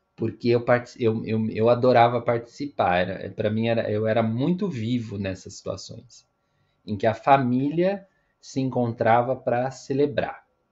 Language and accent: Portuguese; Brazil; now in São Paulo, Brazil; nós que somos brasileiros